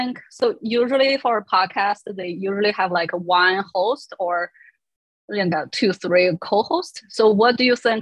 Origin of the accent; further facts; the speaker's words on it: Northeast China, China; moved away as an adult; now in United States; I was born and raised in Northeast China, and I came to the US when I was 20 years old